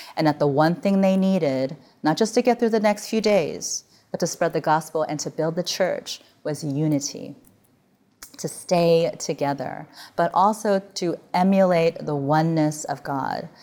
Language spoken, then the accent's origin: English; Midwest, United States; now in California, United States; I grew up in the Midwest where the sun went down in October